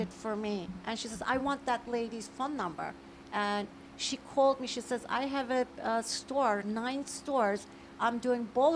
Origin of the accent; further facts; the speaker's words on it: Turkey; now in United States; I was born originally in Turkey.